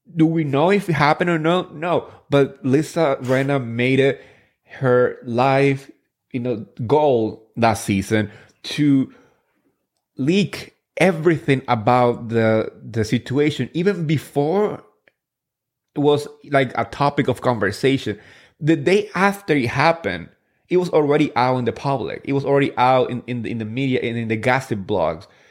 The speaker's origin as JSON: {"language": "English", "region": "New Jersey", "country": "United States", "tie": "born or raised there", "said": "I grew up in Jersey. I grew up in Richwood, the town where they actually filmed the first season."}